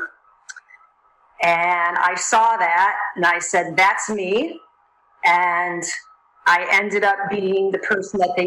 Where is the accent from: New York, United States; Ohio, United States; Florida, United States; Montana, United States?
Florida, United States; Sarasota; I was in beautiful Sarasota, Florida, my hometown